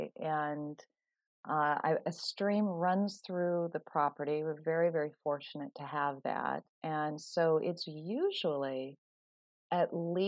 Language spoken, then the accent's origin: English; California, United States; moved away as an adult; I'm from California. And I'm still feeling the chill from moving over here 20 years ago